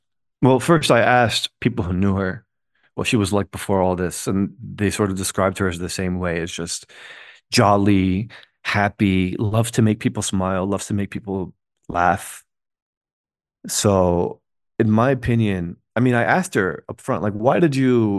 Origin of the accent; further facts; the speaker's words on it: United States; I'm Muslim American too.